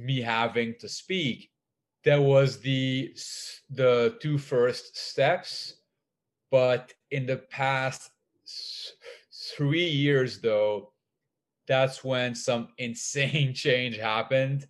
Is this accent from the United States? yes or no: no; Lebanon; I grew up in Lebanon